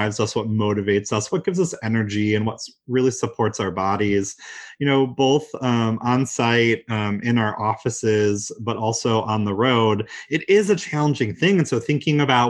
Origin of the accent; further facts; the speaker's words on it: Michigan, United States; I'm from Michigan, so of course you can imagine there's snow and ice on the ground